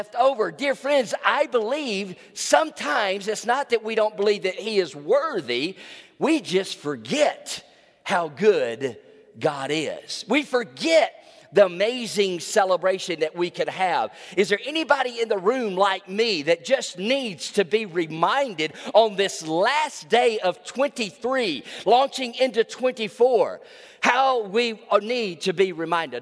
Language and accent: English; Trussville, Alabama, United States; I was 17 years old, Baptist kid growing up in Trustful, Alabama